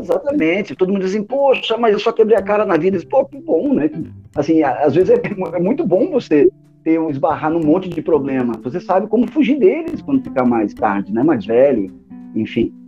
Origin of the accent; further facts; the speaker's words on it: Canela, Rio Grande do Sul, Brazil; moved away as an adult; also born or lived in Torres, Brazil; now in Recife, Brazil; eu nasci em Torres, mas com um ano, um ano e pouco de idade, eu fui morar em Canela. Viu, né? Canela, divisa com Gramado ali. E aí eu fiquei lá até os meus treze anos em Canela pra depois voltar pra Torres